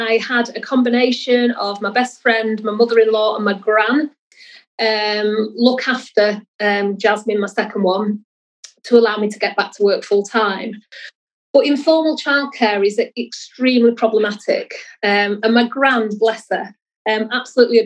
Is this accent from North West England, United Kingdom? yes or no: yes; Salford, North West England, United Kingdom; I spent most of my younger years in Salford. So I grew up on Earlham of the Height, went to school in Salford